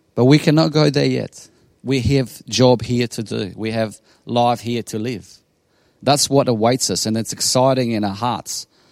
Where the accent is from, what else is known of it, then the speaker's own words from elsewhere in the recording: Bosnia & Herzegovina; English is a second language; now in Australia; I come from Bosnia in ninety-six as a refugee